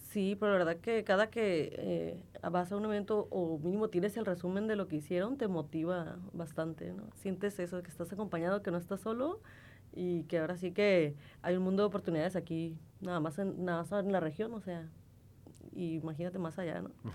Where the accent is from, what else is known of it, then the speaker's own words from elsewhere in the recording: Tijuana, Baja California, Mexico; accent: norteña; yo soy de aquí de Tijuana. Yo toda mi vida, eh, He estado aquí